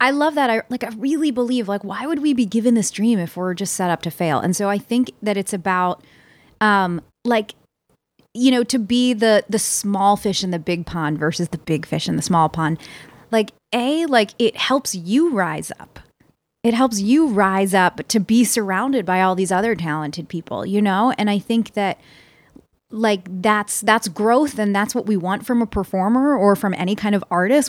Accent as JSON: {"language": "English", "town": "Philadelphia", "region": "Pennsylvania", "country": "United States", "said": "I'm from Philly"}